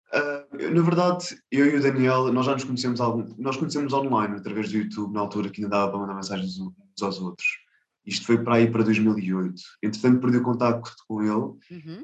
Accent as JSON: {"language": "Portuguese", "region": "Lisbon", "country": "Portugal", "tie": "born or raised there", "said": "eu nasci em Lisboa, em uh -huh. Portugal, Uhum. Uh, só que tenho origens indianas, dos dois lados"}